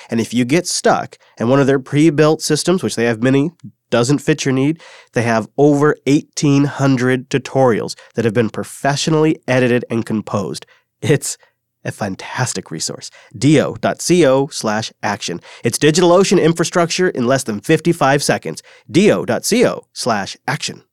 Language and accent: English; Washington, United States; In one small town in my home state, Washington, it's called Wenatchee